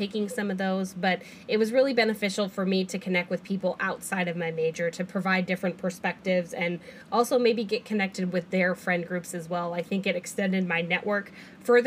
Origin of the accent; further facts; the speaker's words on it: Sacramento, California, United States; moved away as an adult; now in Fresno, United States; I'm from Sacramento originally